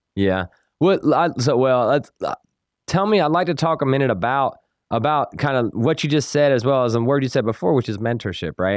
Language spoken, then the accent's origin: English; Salisbury, North Carolina, United States; accent: country; I grew up in Salisbury